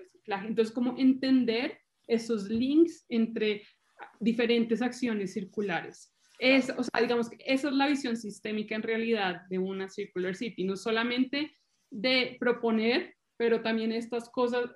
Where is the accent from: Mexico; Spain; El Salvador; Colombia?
Colombia; moved away as an adult; now in Italy; yo soy colombiana, vivo en Italia